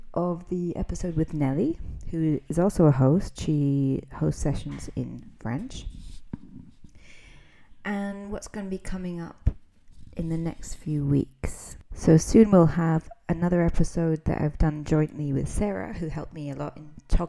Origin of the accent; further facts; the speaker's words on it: Scotland, United Kingdom; I'm an English teacher from Scotland and a devoted language learner